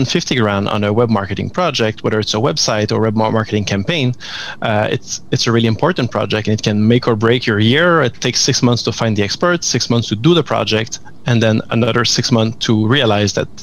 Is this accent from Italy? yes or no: no; Montreal, Quebec, Canada; we've started in Montreal, as my accent can probably tell